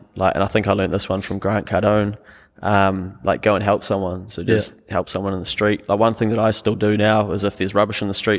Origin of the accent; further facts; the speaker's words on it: Harwood, New Zealand; now in Auckland, New Zealand; because I come from Harwood to Auckland. I used to go home at lunch, take me 3 minutes.